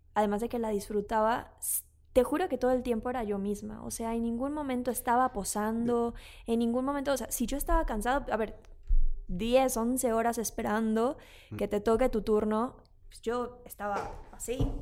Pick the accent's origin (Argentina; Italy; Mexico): Mexico; sí soy mexicana